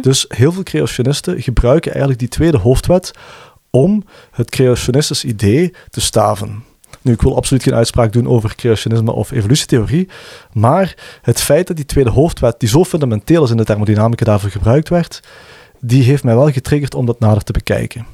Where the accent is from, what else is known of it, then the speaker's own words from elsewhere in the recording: Limburg, Flanders, Belgium; ik ben een Limburger